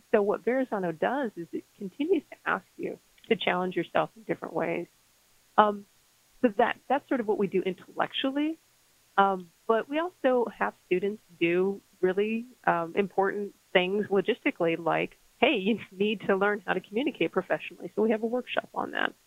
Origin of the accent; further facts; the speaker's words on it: Las Cruces, New Mexico, United States; moved away; I went to, to New Mexico State University in my hometown of Las Cruces, New Mexico